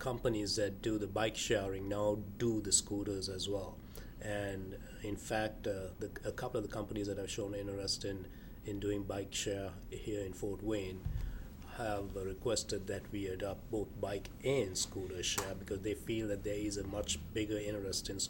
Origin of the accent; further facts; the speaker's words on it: Sri Lanka; now in United States; Growing up in Sri Lanka in Southeast Asia